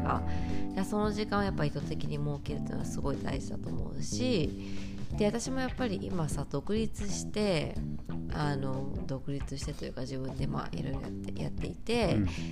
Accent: Japan; 私はやっぱりさその日本で育って商社マンを見てきたから

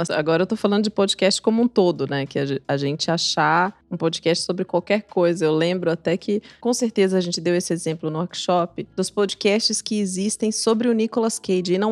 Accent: Juiz de Fora, Minas Gerais, Brazil; born there; Eu nasci numa cidade chamada Juiz

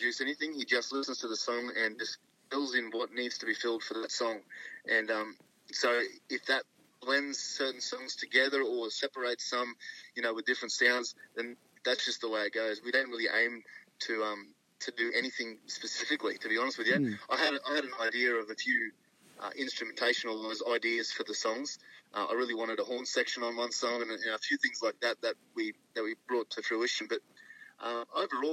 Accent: Mackay, Queensland, Australia; growing up in Mackay in central Queensland, you know, we're all country boys at heart up there

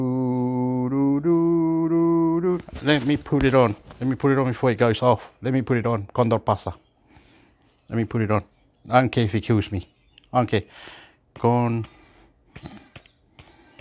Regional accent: Chile; I'm from Chile. Yo soy el chileno, chileno, chileno

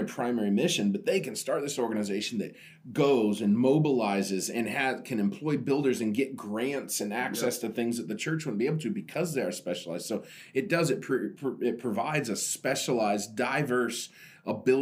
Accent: Oregon, United States; I'm from Oregon

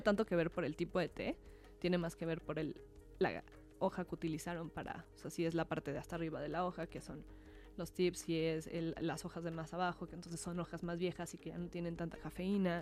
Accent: Mexico; nosotros como mexicanos

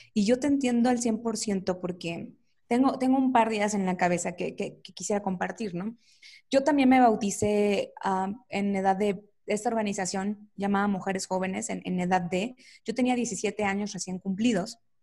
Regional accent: Coatzacoalcos, Veracruz, Mexico; moved away as an adult; now in Mexico City, Mexico; Yo soy de, Veracruz, de Coatzacoalcos específicamente, y ya tengo algunos años viviendo aquí en la Ciudad de México

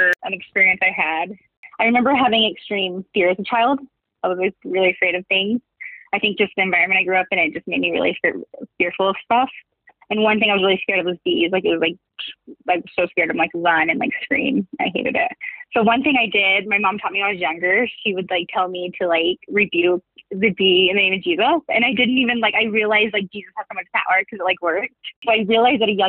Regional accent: Ohio, United States; I grew up in Ohio.

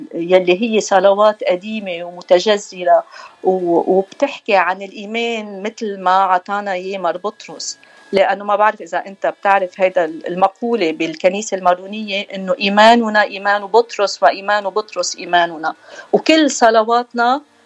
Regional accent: Beirut, Beirut Governorate, Lebanon; accent: Beiruti; moved away as an adult; also born or lived in Asia, Batroun District, North Lebanon; now in United States; عشنا كل حياتنا ببيروت مشان هيك اخذنا ما اخذنا الاكسنت الشمالي ما آه. عندنا الاكسنت

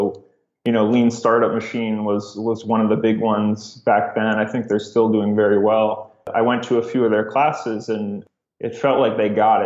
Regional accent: Cleveland, Ohio, United States; moved away as an adult; also born or lived in Rochester, New York; I'm originally from Cleveland, Ohio

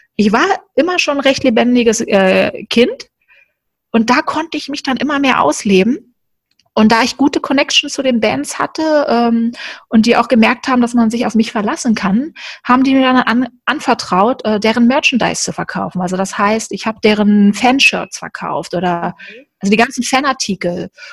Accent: Berlin, Germany; moved away; also born or lived in Cologne; ich bin ja in Berlin aufgewachsen und dann bin ich dann irgendwann nach Köln gezogen

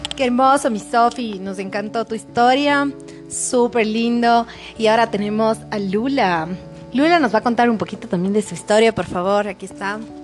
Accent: Cuenca, Azuay, Ecuador; moved away as an adult; now in Quito, Ecuador; viví en Cuenca, que era mi ciudad natal

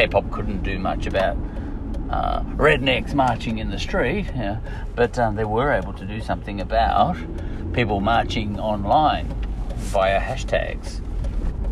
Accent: Australia; being an Australian

